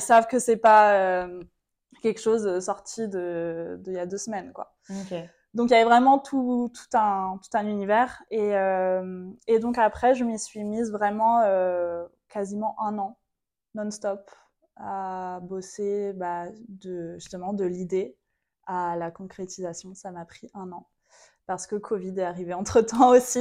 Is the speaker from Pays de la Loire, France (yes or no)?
yes; Vendée, Pays de la Loire, France; moved away as an adult; now in Martinique; j'ai grandi en Vendée, donc rien à voir, beaucoup moins exotique, jusqu'à mes 18 ans avec ma famille